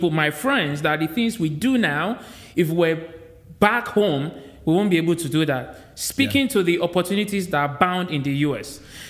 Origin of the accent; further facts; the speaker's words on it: Nigeria; moved away as an adult; now in United States; I was born in Nigeria, I was made in the US.